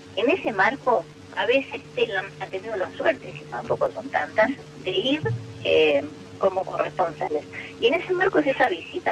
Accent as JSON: {"language": "Spanish", "country": "Argentina", "said": "todos y todas como argentinos"}